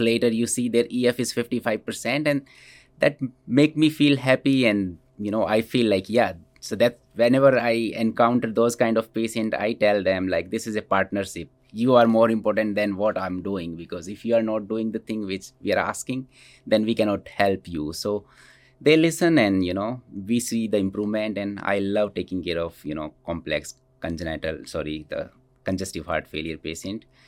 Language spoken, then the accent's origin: English; India; moved away as an adult; also born or lived in Scranton, Pennsylvania; now in Cedar Rapids, United States; So I grew up in, in India and I did my schooling in India